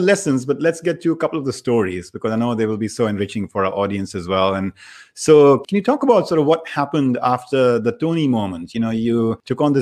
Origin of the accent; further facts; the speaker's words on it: India; moved away; I come from India